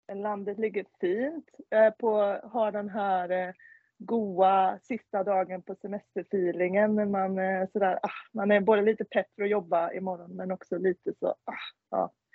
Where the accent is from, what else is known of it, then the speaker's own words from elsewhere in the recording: Svenljunga, Västra Götaland, Sweden; accent: Kinnabo dialect (Kindbomål); now in Ullared, Sweden; Svenljunga och därifrån ja. är jag egentligen också